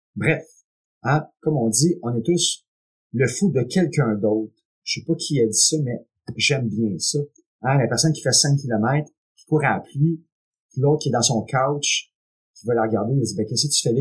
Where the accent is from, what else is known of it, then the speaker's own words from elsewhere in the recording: Quebec, Canada; Je suis Québécois, je suis né ici et très fier de l'être.